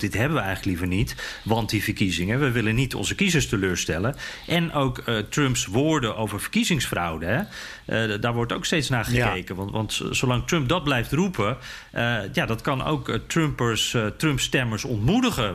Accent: Netherlands; Dus ik zo, Nederland

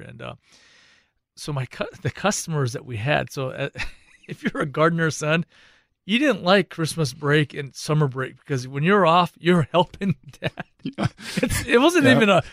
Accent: San Gabriel Valley, Southern California, United States; also born or lived in East Los Angeles; We're born and raised in Southern California and just East LA area. And then we grew up in the San Gabriel Valley

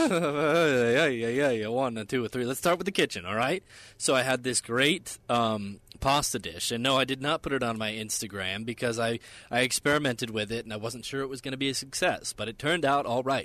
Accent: Nevada, United States; growing up in Nevada

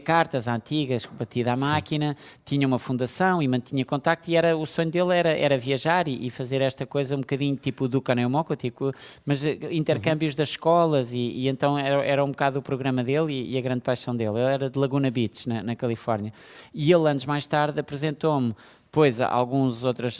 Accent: Portugal; todos nós, de alguma maneira, como portugueses

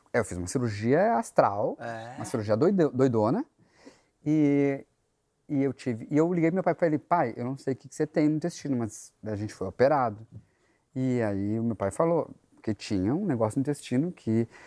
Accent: Ijuí, Rio Grande do Sul, Brazil; moved away; a minha primeira lembrança é cidade do interior do Rio Grande do Sul, sou, sou gaúcho

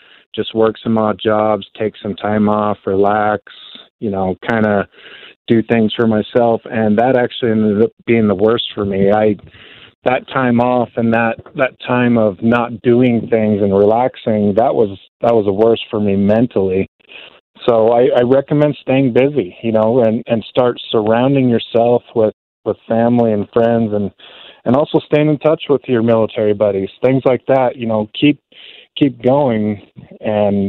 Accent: Pocatello, Idaho, United States; born and raised in Pocatello, Idaho

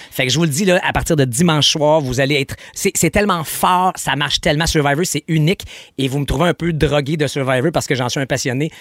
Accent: Quebec, Canada; ici chez nous au Québec

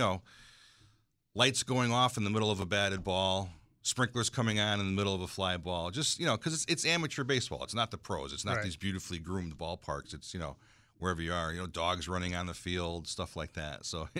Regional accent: Berlin, United States; because I grew up in Berlin Baby Ruth baseball.

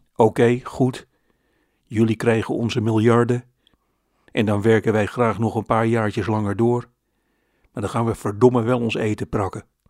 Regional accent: Netherlands

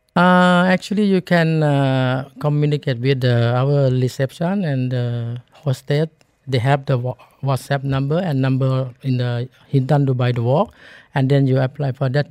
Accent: Thailand; English is a second language; moved away; I'm born from, uh, uh, Kampang Base

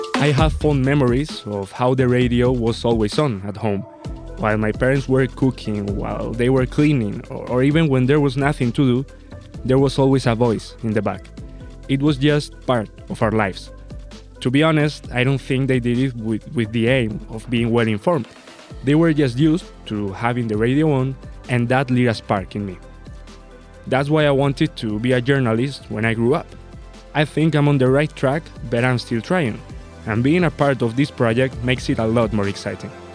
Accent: Puertollano, Castilla-La Mancha, Spain; now in Madrid, Spain; I'm originally from Puerto Llano, which is a small town towards the south of Spain

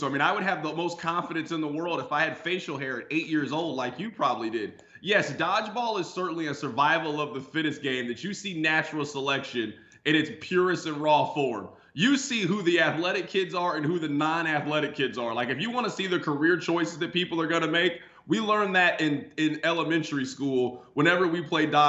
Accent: Kansas City, United States; I grew up in Kansas City.

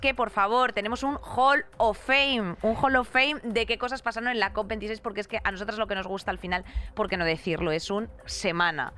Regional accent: Madrid, Community of Madrid, Spain; te lo digo como madrileña

